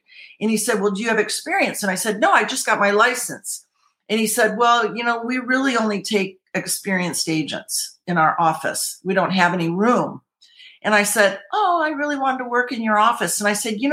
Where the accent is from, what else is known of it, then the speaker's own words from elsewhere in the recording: Michigan, United States; moved away as an adult; also born or lived in Colorado; now in California, United States; I'm originally from Michigan, then moved to Colorado